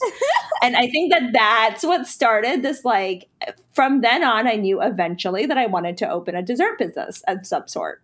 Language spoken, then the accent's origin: English; Charlotte, North Carolina, United States; also born or lived in Pennsylvania / Brooklyn, New York; I was born in Pennsylvania, um, and lived there for ten years before my family, my parents, you know, we moved to North Carolina. So I, I consider North Carolina to be my home state, um, and Charlotte to be my hometown.